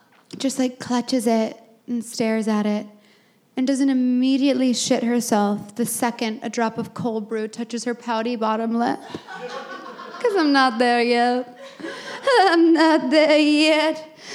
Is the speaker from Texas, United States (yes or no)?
yes; Texas, United States; now in Brooklyn, United States; No, I say from Texas.